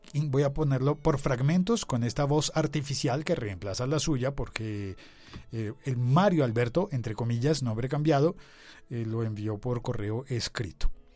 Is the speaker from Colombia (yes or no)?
yes; Bogotá, Colombia; el podcast bogotano de mi ciudad